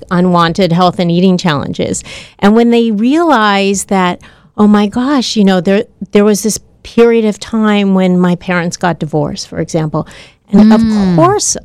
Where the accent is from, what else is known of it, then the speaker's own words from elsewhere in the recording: Southern California, United States; I grew up in Southern California